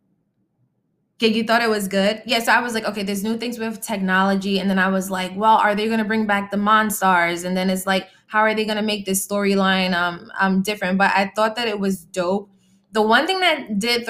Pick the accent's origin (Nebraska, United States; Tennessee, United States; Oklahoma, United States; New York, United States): New York, United States; Freeport; I'm from Freeport